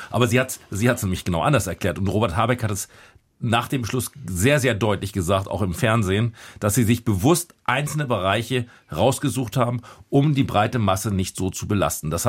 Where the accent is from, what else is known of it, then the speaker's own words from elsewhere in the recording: Lower Saxony, Germany; Also ich kann es mal für ähm, mein Bundesland sagen, ich komme aus Niedersachsen, Niedersachsen.